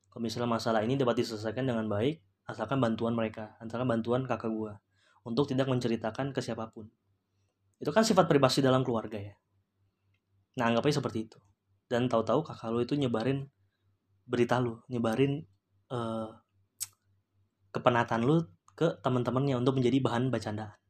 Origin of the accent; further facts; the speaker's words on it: Ambon, Maluku, Indonesia; bukan rasis ya gue karena gue juga Ambon uh, dia dari kampung gue